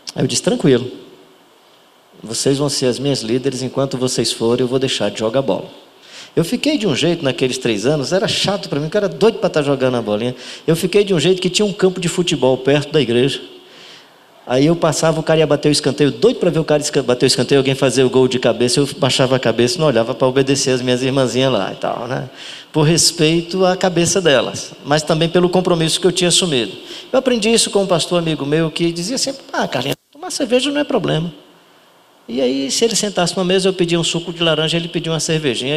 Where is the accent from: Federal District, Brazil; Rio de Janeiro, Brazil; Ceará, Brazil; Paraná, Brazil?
Ceará, Brazil; como bom cearense